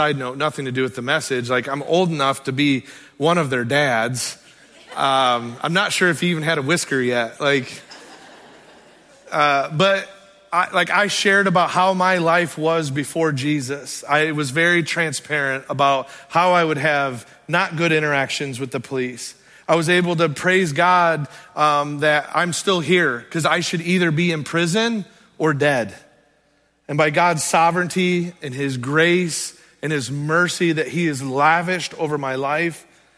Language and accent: English; Sturgis, United States; I was born and raised in the Sturgis area